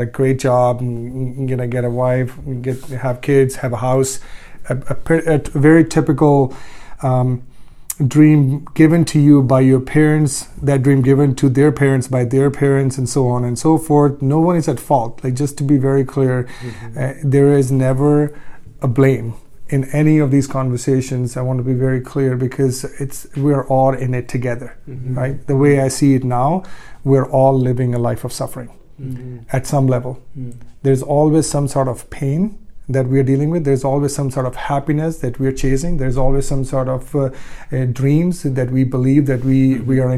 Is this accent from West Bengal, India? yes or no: no; Ludhiana, Punjab, India; moved away; I grew up in India for the most part, from a very small town in Ludhiana, Punjab